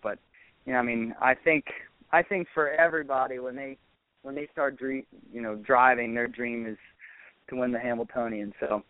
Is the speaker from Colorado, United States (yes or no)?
no; Maryland, United States; I grew up in Maryland